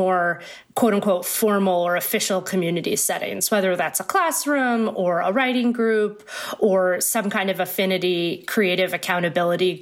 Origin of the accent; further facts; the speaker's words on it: Maine, United States; moved away as an adult; also born or lived in high desert of California; now in Brooklyn, United States; I'm from Maine, I grew up in Maine